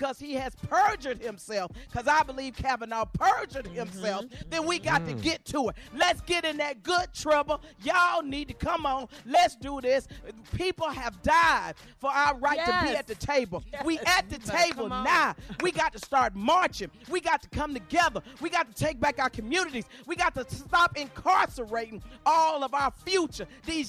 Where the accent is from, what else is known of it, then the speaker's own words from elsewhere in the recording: Chicago, Illinois, United States; I'm from Chicago. I'm raised in Chicago